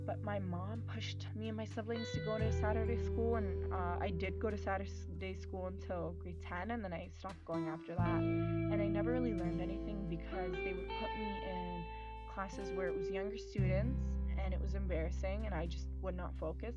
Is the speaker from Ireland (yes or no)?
no; Canada; i'm not from here and then he like he knew i like he knew i was canadian